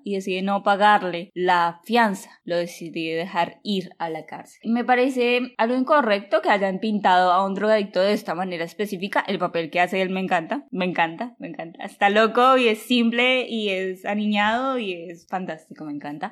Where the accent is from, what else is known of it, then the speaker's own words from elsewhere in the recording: Colombia; Yo soy colombiana